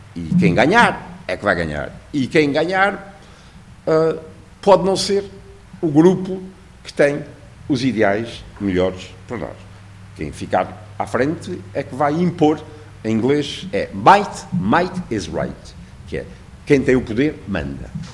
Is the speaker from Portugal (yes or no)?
yes; Portugal